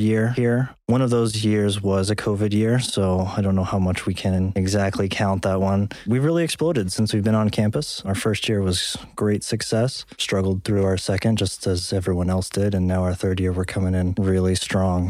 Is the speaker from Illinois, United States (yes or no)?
no; Texas, United States; moved away as an adult; now in South Dakota, United States; I grew up in Texas